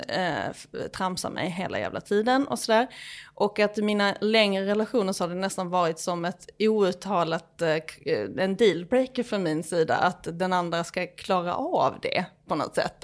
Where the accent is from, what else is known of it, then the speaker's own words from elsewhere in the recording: Skåne, Sweden; moved away as an adult; now in Stockholm, Sweden; Som skåning